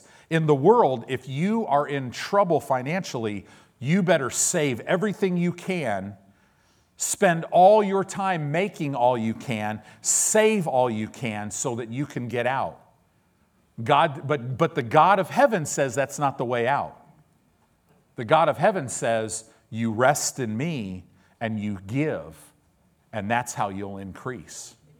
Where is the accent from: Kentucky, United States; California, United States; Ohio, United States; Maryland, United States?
California, United States; Because I grew up in Southern California